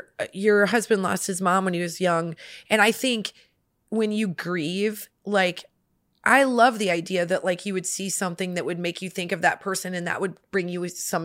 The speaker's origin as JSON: {"language": "English", "region": "Midwest", "country": "United States", "said": "We're from the Midwest. You know, that's not an uncommon fashion."}